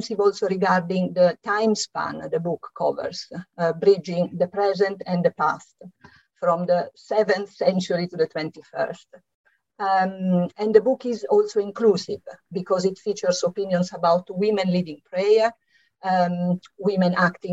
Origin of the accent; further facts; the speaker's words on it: Italy; English is a second language; moved away as an adult; now in London, United Kingdom; as you can hear from my slight accent, I'm Italian, and it is here that I lived through the exciting 1970s